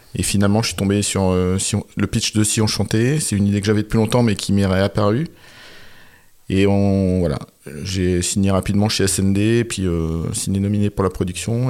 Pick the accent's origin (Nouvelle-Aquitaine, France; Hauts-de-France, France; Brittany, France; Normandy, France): Hauts-de-France, France; Quiévrechain; je viens de Valenciennes, enfin d'une petite ville à côté qui s'appelle Quirochin. Donc c'était une ville ouvrière, mon père était ouvrier